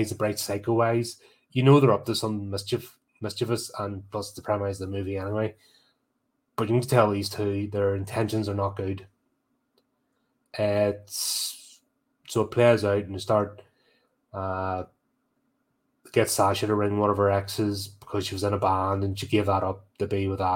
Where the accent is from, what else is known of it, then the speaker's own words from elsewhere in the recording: United Kingdom; As a Brit